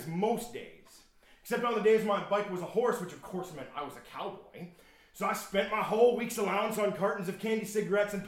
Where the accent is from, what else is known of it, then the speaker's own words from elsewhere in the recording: Shippenville, Pennsylvania, United States; my hometown, Shippenville, Pennsylvania